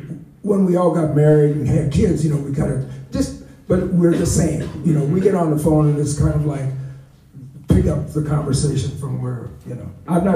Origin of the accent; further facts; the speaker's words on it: Buffalo, New York, United States; also born or lived in Detroit; So I was in Buffalo. I'm from Buffalo.